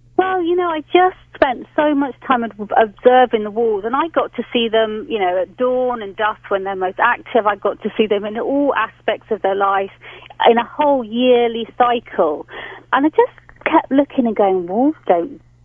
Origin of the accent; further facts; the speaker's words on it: England, United Kingdom; now in London, United Kingdom; I'm being typically English today.